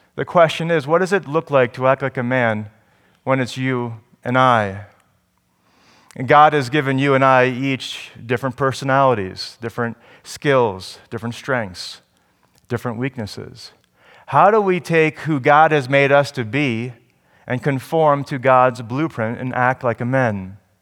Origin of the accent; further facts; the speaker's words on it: New Jersey, United States; I was from New Jersey